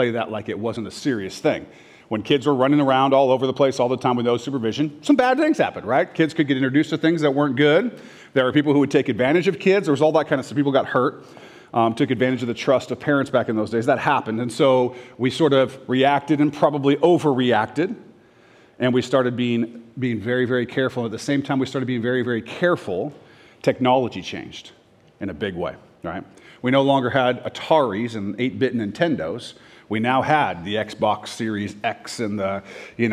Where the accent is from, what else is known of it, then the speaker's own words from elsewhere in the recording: Orange County, Southern California, United States; moved away; also born or lived in Renton, Washington; I moved to Southern California, Orange County.